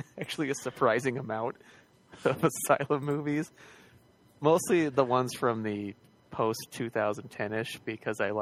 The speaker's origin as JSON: {"language": "English", "area": "the Northwest", "region": "Pacific Northwest", "country": "United States", "said": "I'm from the Northwest"}